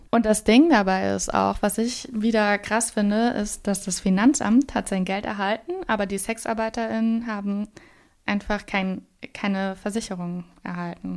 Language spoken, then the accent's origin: German; Saarland, Germany; ich komme aus dem Saarland, also ganz nah an der französischen Grenze